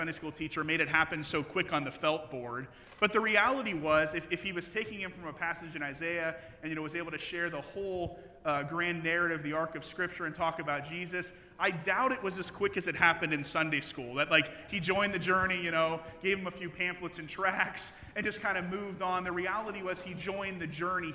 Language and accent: English; Midwest, United States; now in Logansport, United States; I grew up in the Midwest